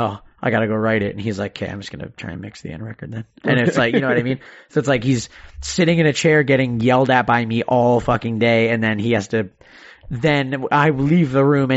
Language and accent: English; Canada; I'm Canadian